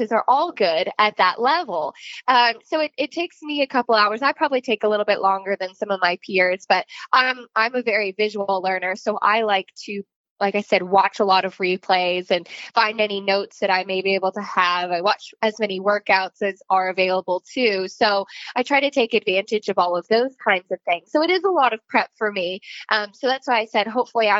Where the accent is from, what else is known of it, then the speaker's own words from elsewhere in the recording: Connecticut, United States; I grew up in Connecticut.